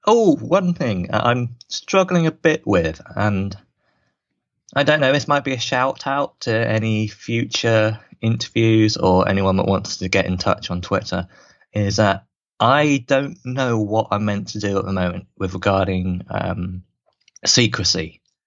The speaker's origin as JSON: {"language": "English", "town": "Swindon", "region": "South West England", "country": "United Kingdom", "tie": "born or raised there", "said": "my hometown, my home team, Swindon Wildcats"}